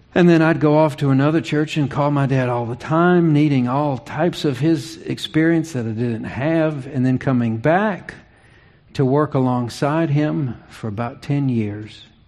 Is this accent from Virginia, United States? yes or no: yes; Virginia, United States; moved away as an adult; also born or lived in Charlotte, North Carolina; I was eight. That's that's the age of our youngest when uh, Dad received a call to ministry in Virginia. We moved from Charlotte